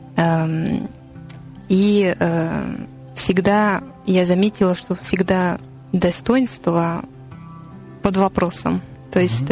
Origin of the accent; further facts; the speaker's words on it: Paris, Île-de-France, France; Russian is a second language; я француженка из Парижа